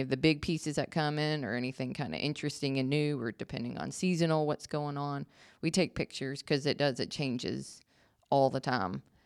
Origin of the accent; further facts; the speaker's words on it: Marietta, Georgia, United States; also born or lived in North Carolina / Virginia; now in Jefferson, United States; originally, I was born in Marietta, Georgia